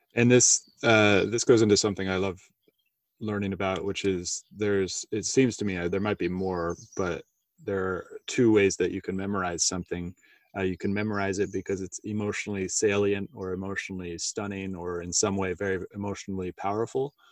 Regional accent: United States; accent: American; my American accent

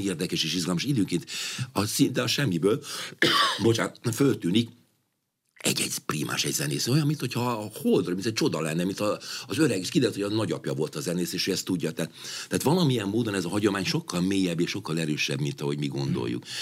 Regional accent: Hungary; Magyarországról jövök

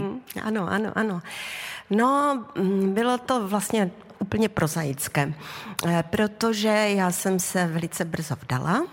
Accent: Havířov, Moravian-Silesian Region, Czechia; moved away as an adult; also born or lived in Karviná; now in Olomouc, Czech Republic; tam jsem žila do 23 let. A prostě já tím srdcem jsem pořád ta havířovačka

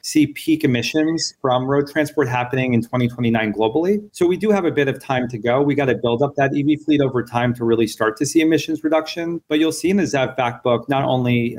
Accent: New Jersey, United States; I grew up in the California of the East, New Jersey

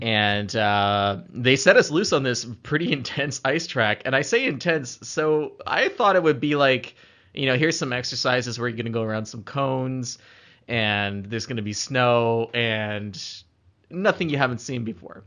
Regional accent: Canada; as a Canadian, I'm pretty comfortable on the snow and ice. I spent a lot of time messing around when I was a kid doing that.

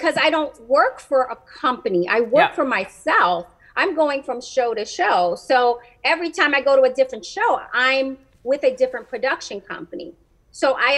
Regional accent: New York City, New York, United States; I'm proud to say that I'm from the Bronx

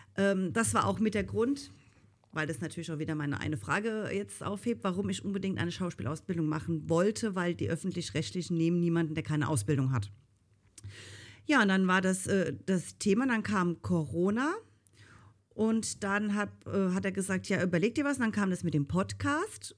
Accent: Rhineland-Palatinate, Germany; ich komme ja aus Rheinland-Pfalz. Und ähm, eigentlich hört man das auch

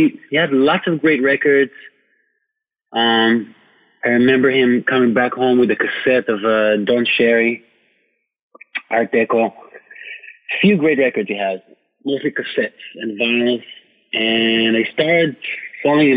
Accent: Jerusalem, Jerusalem District, Israel; English is a second language; moved away as an adult; now in New York, United States; I'm from Jerusalem. Jerusalem, Israel, in the Middle East.

